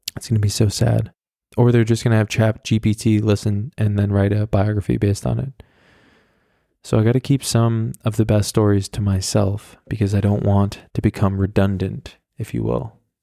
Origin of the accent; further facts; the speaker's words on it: the Hamptons, New York, United States; I was at a club in my hometown, And this was a club that actually, I mean, it was in the Hamptons